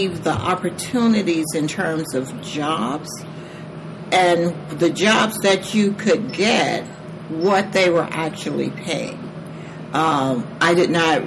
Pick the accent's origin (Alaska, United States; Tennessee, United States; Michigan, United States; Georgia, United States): Georgia, United States; moved away as an adult; also born or lived in San Diego, California; now in South Carolina, United States; I am originally from Georgia, but my husband and I married early, and he joined the military, so we toured with him in a number of different countries and states